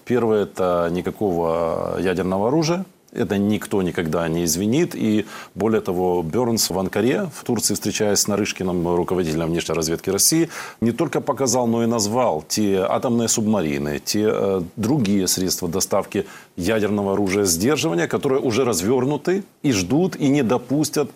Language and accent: Russian; Ukraine